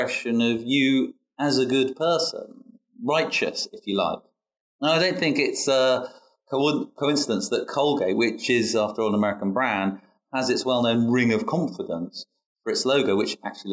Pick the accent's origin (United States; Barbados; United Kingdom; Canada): United Kingdom; as a Brit